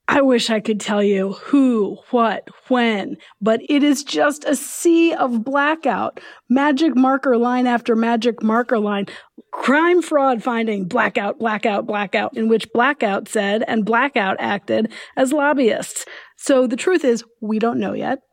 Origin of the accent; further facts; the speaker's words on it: United States; as an American